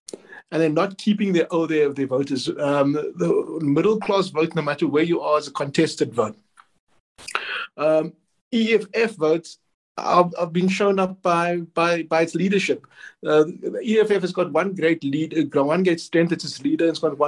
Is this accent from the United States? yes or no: no; Western Cape, South Africa; maybe I come from the Western Cape. Family relations are in the Northwest